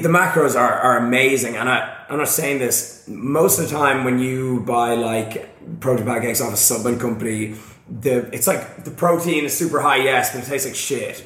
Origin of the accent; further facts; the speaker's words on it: Ireland; I'm from Ireland.